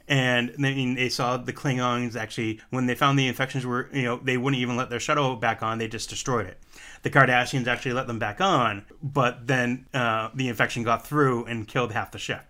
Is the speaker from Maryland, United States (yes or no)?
no; Massachusetts, United States; I can't say my R as being the fact I am from Massachusetts.